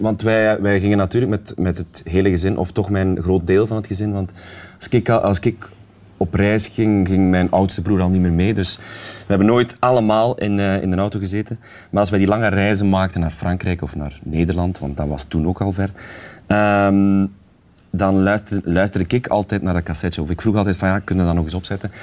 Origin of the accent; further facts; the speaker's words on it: Sint-Niklaas, Flanders, Belgium; in de Stadsschouwburg in Sint Niklaas, waar ik vandaan kom